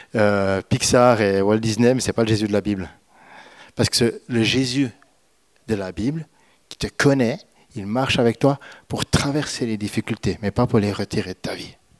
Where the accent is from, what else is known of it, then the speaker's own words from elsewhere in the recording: Switzerland; je suis suisse